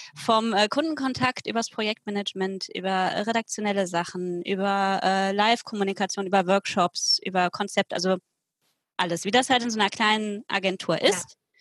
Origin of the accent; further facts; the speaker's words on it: Cologne, North Rhine-Westphalia, Germany; Ich komme aus Köln, aus dem Kölner Westen